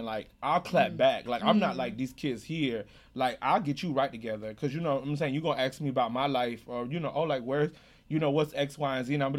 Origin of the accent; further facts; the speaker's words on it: United States; I grew up in America